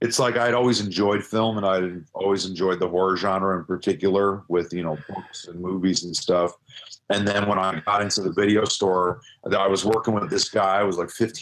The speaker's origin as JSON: {"language": "English", "area": "Chicagoland area", "region": "Illinois", "country": "United States", "tie": "born or raised there", "said": "the Chicagoland area, yeah. I've never actually lived in the city. I've always been in the suburbs"}